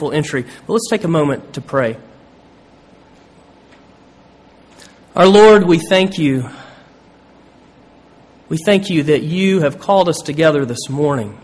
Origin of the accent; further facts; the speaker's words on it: Georgia, United States; moved away as an adult; now in Williamsburg, United States; I grew up in Georgia